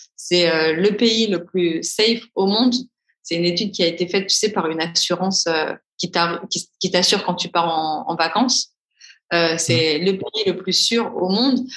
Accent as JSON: {"language": "French", "town": "Paris", "region": "Île-de-France", "country": "France", "moved": "as an adult", "lives_now": "Dubai, United Arab Emirates", "said": "je suis de Paris"}